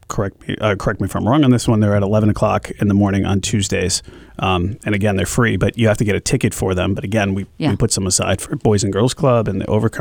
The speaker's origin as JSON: {"language": "English", "town": "Glastonbury", "region": "Connecticut", "country": "United States", "tie": "born or raised there", "also_born_or_lived": "upstate New York", "moved": "yes", "lives_now": "Concord, United States", "said": "I grew up in Glastonbury, Connecticut, and I grew up in the 80s."}